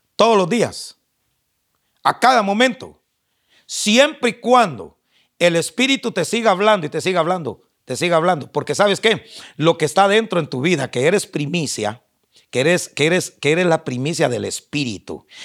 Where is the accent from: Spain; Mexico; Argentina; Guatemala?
Guatemala; accent: chapín; yo como soy chapín, Hablo como chapín